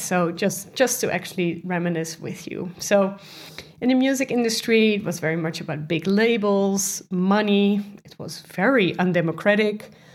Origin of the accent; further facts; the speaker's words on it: Netherlands; I'm, I'm from the Netherlands